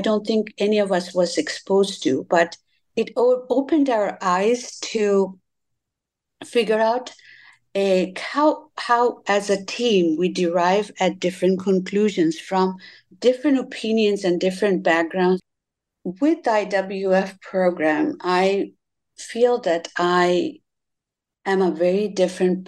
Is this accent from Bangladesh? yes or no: yes; Bangladesh; So I was born and raised in Bangladesh.